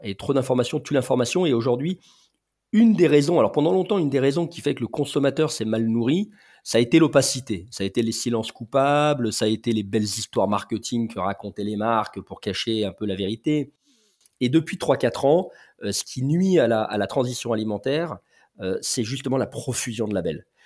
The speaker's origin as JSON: {"language": "French", "town": "Lyon", "region": "Auvergne-Rhône-Alpes", "country": "France", "said": "je suis lyonnais d'origine"}